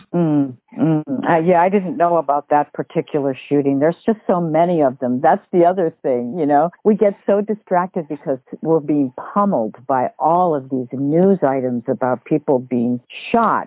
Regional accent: United States; being an American

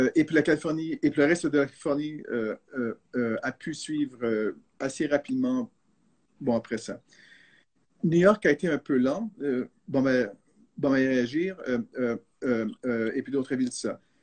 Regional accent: Canada; first language French; now in San Francisco, United States; je suis canadien d'origine et puis le français c'est ma langue maternelle

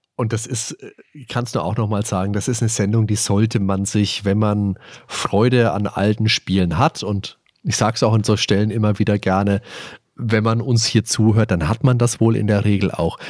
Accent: Germany; bei uns in Deutschland

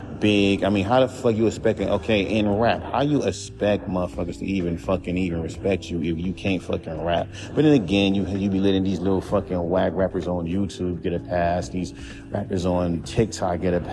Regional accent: Los Angeles, California, United States; I'm from California

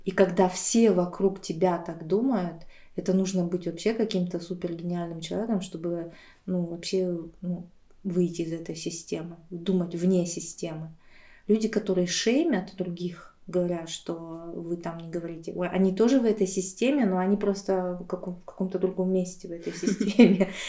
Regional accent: Aktobe, Aktobe Region, Kazakhstan; moved away; also born or lived in Buryatia; я просто училась в Казахстане

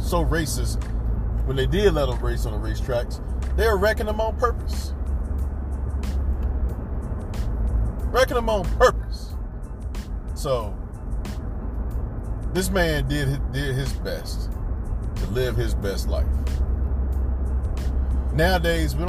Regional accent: North Carolina, United States; Born and raised in North Carolina

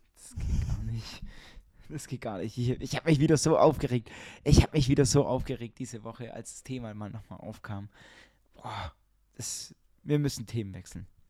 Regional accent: Ulm, Baden-Württemberg, Germany; bei uns in Ulm

